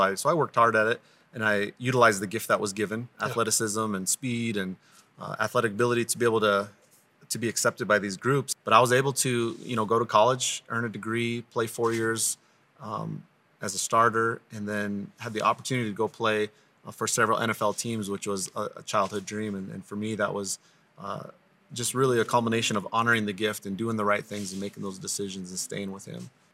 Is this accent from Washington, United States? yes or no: no; Crow Indian Reservation, Montana, United States; I grew up on the Crow Indian Reservation